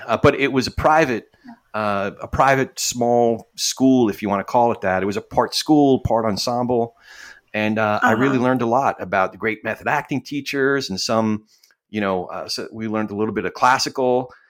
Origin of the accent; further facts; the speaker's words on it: New Jersey, United States; And then by the time I was six, we moved out to Central New Jersey. So I grew up mostly in New Jersey. And you're probably way too young for this, but if you've ever heard the song … that's actually my hometown.